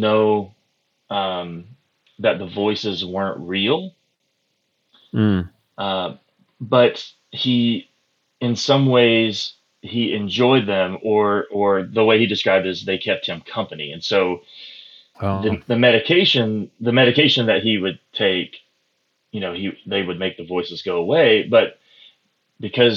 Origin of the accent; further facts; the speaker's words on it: Pocahontas, Arkansas, United States; I grew up in the booming metropolis of Pocahontas, Arkansas